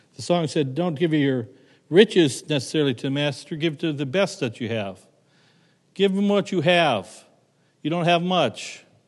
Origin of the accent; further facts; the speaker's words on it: Rock Creek, Ohio, United States; moved away as an adult; also born or lived in New Lyme, Ohio; now in Connecticut, United States; my little town of Rock Creek, Ohio, was founded by the Torrington Land Company